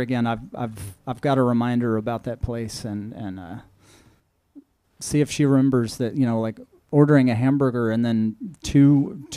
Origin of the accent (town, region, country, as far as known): Lubbock, Texas, United States; born or raised there; moved away